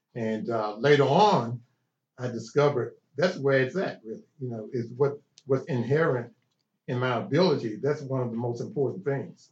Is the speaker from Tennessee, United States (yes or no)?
yes; Chattanooga, Tennessee, United States; born or raised there